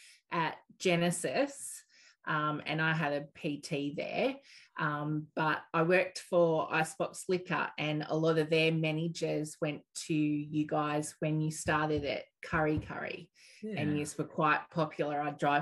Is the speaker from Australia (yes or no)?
yes; Maitland, New South Wales, Australia; also born or lived in Newcastle; Maitland, mainly.